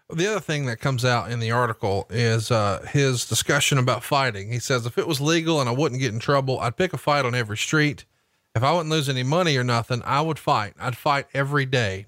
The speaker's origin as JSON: {"language": "English", "town": "Huntsville", "region": "Alabama", "country": "United States", "tie": "born or raised there", "said": "my hometown of Huntsville, Alabama"}